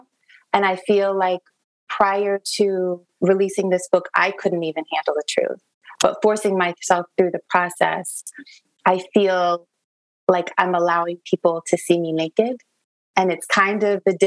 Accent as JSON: {"language": "English", "country": "Niger", "tie": "born or raised there", "also_born_or_lived": "United States", "moved": "yes", "said": "My heart has always been in Niger, West Africa. That's where I was raised"}